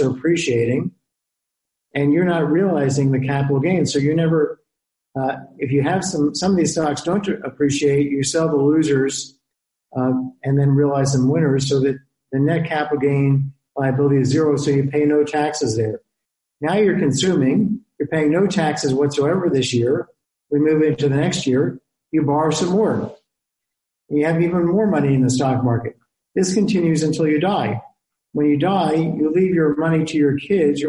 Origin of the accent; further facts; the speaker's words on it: United States; as an American